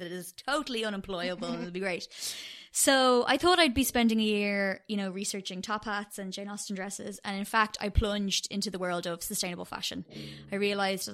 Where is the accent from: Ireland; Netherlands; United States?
Ireland; Dublin, Leinster; also born or lived in Cork / London; I was born in Cork, but I've lived in Dublin since I was 8